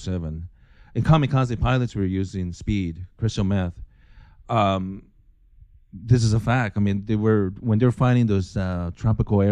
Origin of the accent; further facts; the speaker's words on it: Japan; moved away; Growing up in Japan, everyone looked the same